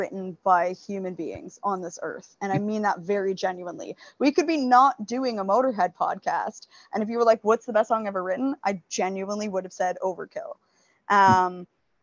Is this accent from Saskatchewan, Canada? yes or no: no; Northern Ontario, Canada; I'm from Northern Ontario, and up north it's just everybody loves